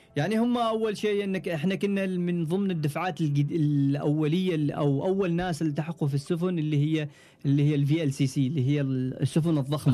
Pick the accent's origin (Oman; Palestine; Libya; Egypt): Oman; أنا كعماني وتقريباً أطول عماني معانا